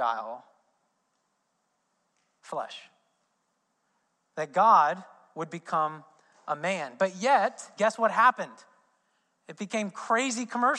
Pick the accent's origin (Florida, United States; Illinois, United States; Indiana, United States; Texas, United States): Indiana, United States; I'm from Indiana